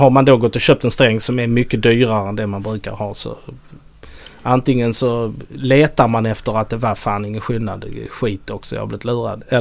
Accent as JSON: {"language": "Swedish", "area": "outside Helsingborg", "region": "Skåne", "country": "Sweden", "said": "där jag kommer ifrån utanför"}